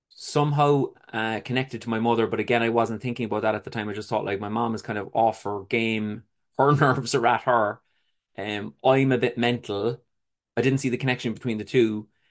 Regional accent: Cork, Munster, Ireland; I was born in Cork City in Ireland. It was a humble, uh, upbringing, I would say

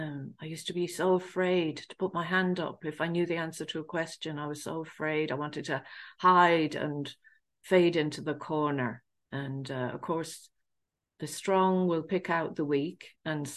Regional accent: England, United Kingdom; I grew up in England of Irish family, and I grew up in a council estate

